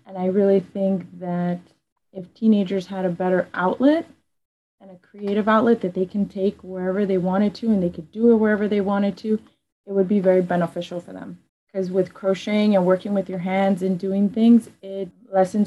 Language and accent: English; Chicago, Illinois, United States; I'm from Little Village.